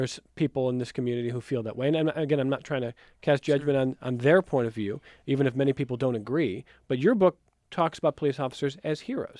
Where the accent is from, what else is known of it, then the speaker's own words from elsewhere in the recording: Cleveland, Ohio, United States; I'm from Cleveland. He's my hero.